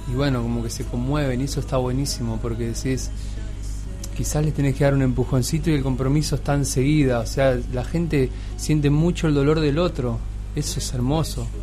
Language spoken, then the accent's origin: Spanish; Argentina; la mayoría somos argentinos